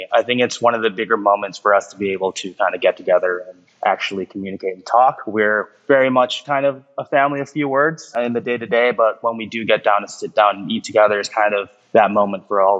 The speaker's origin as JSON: {"language": "English", "town": "Highland Park", "region": "Illinois", "country": "United States", "tie": "born or raised there", "also_born_or_lived": "Chicago, Illinois", "moved": "as an adult", "lives_now": "Los Angeles, United States", "said": "growing up in Highland Park, I was the more or less child of immigrants."}